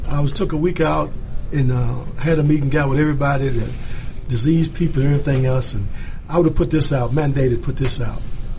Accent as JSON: {"language": "English", "region": "Arkansas", "country": "United States", "said": "I'm from Arkansas."}